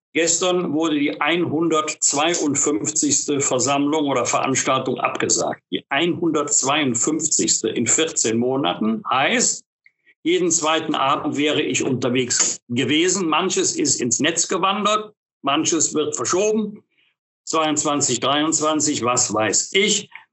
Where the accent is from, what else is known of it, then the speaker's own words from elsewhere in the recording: Bergisch Gladbach, North Rhine-Westphalia, Germany; meiner Heimatstadt Bergisch-Gladbach